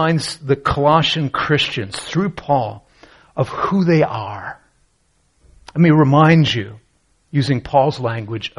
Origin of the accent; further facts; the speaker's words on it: Canada; I grew up in Canada